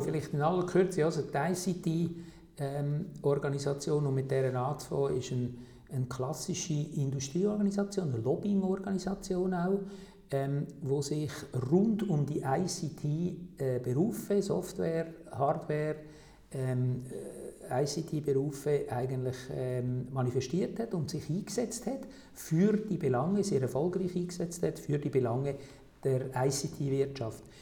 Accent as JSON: {"language": "German", "country": "Switzerland", "said": "bei uns in der Schweiz"}